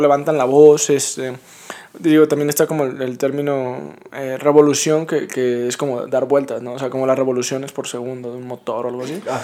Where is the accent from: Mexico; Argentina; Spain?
Mexico; como un mexicano